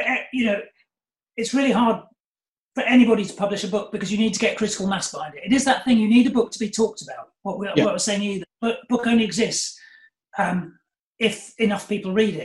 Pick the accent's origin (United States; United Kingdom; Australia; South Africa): United Kingdom; England; accent: middle-class English; now in Brighton, United Kingdom; you can tell by my accent, I'm a nice middle-class sort of English boy